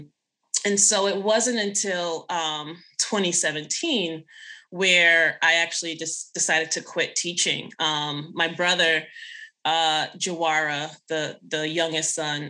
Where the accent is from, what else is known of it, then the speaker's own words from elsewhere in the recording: Boston, Massachusetts, United States; also born or lived in Jamaica; I was born in Jamaica, but raised in Boston